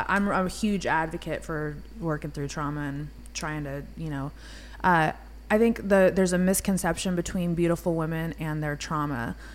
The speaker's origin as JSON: {"language": "English", "region": "California", "country": "United States", "tie": "born or raised there", "moved": "yes", "said": "grew um, up in Cali."}